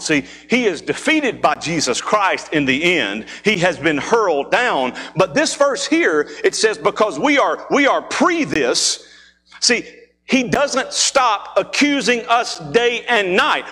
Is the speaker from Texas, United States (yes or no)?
no; Mississippi, United States; moved away; being from Mississippi, there are times that we go home. That's what I still call home